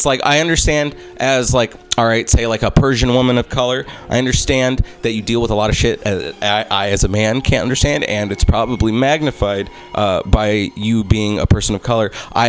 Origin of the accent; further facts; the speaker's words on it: United States; first language English; also born or lived in Egypt; I'm American and I'm Egyptian.